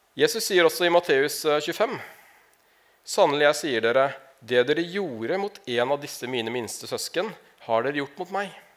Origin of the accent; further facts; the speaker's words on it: Larvik, Vestfold, Norway; jeg kommer fra Larvik, egentlig. Ikke fra Narvik